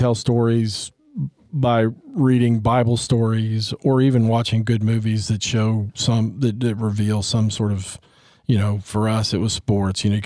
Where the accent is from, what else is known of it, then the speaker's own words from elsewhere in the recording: Texas, United States; I'm from Texas